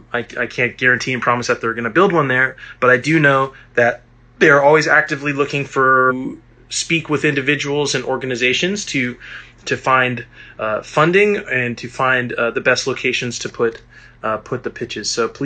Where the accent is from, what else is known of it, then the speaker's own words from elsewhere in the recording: Alameda, California, United States; There's space in my hometown of Alameda.